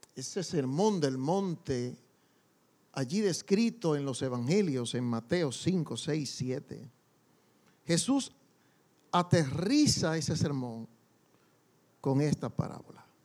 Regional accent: Dominican Republic; como decimos en buen dominicano

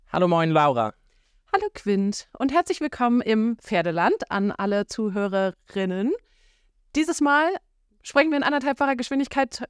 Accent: Schleswig-Holstein, Germany; hier oben bei uns in Schleswig-Holstein

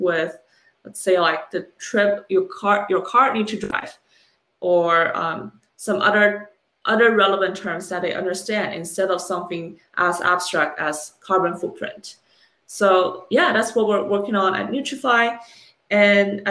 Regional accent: China; moved away; I was born and raised in China for a number of years

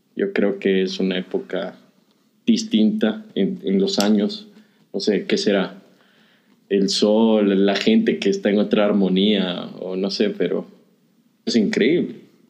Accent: Quevedo, Los Ríos, Ecuador; moved away; Yo soy de Quevedo

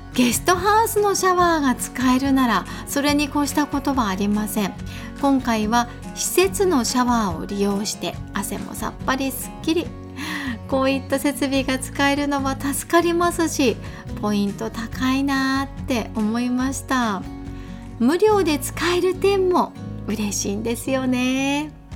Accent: Kanazawa, Ishikawa, Japan; 私の地元金沢市

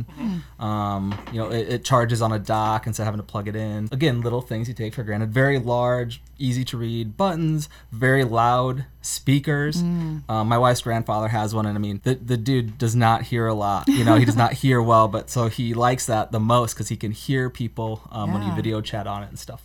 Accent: Denver, Iowa, United States; I'm from Denver, Iowa

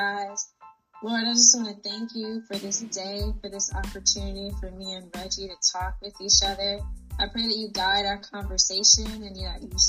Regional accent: Wilmington, Georgia, United States; moved away as an adult; also born or lived in Clemson, South Carolina; now in Los Angeles, United States; I'm originally from Wilmington, Georgia

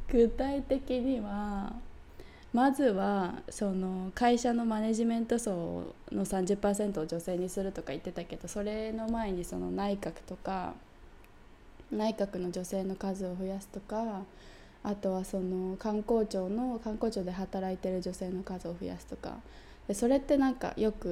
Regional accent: United Kingdom; 私イギリス人だから

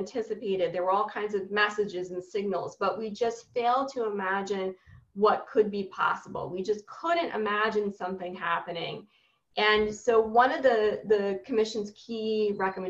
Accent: New York City, New York, United States; I'm a New Yorker through and through

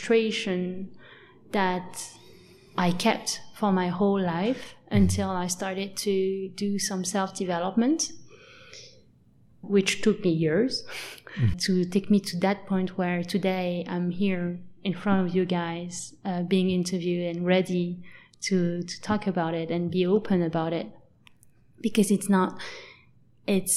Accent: France; also born or lived in Lyon, France; I grew up in a very small town. By the border with Switzerland

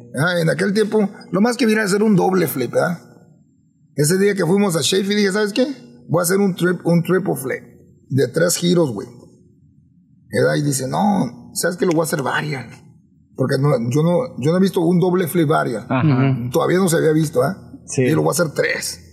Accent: Los Angeles, California, United States; yo crecí en Los Ángeles

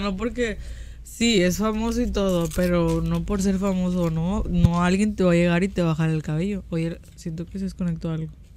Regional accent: Mexico; nosotros como mexicanos

